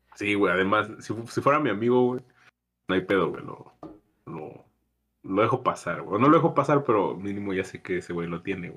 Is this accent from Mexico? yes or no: yes; San Luis Potosí, Mexico; uno como mexicano o, por ejemplo, como potosino